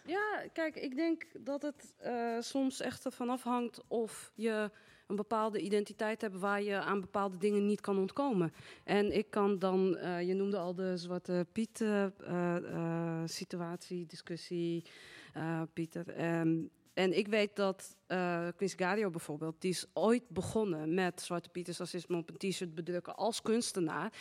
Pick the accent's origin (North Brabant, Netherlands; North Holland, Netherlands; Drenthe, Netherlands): North Holland, Netherlands; Amsterdam; ik ben Marokkaans-Nederlands, geboren getogen in Amsterdam